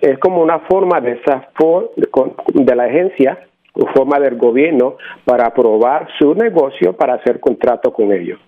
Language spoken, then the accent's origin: Spanish; Arecibo, Puerto Rico; now in New Jersey, United States; Yo nací en Arecibo, Puerto Rico